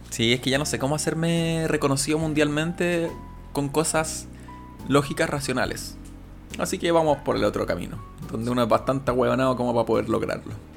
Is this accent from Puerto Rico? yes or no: no; Chile; cómo hablamos los chilenos